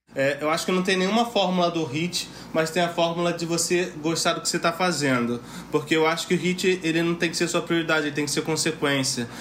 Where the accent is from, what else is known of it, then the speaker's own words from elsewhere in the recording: Rio de Janeiro, Brazil; Eu sou de Bangu, sou de Cubanidade.